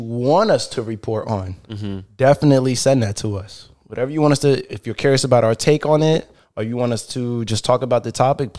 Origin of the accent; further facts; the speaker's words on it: New Jersey, United States; now in Fort Lauderdale, United States; I'm originally from Jersey, if you couldn't tell by the accent. I went to FAU. That's how I met Kaz. I majored in marketing, and we officially moved to Fort Lauderdale.